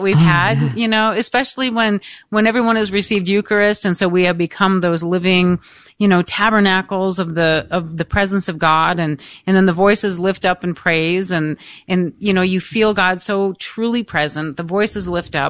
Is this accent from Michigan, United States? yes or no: yes; Michigan, United States; the parish that I was raised in Freesall, Michigan